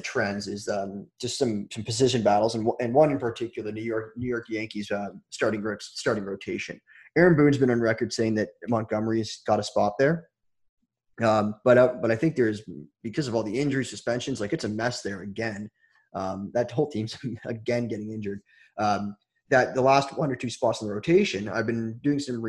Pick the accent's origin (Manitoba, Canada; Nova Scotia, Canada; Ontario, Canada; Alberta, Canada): Ontario, Canada; Toronto; I'm from Toronto